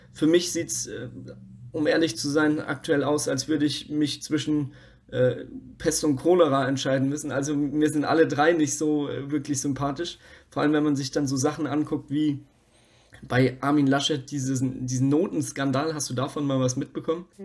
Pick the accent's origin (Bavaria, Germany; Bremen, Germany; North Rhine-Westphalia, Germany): Bavaria, Germany; bei uns heißt es halt einfach Semmel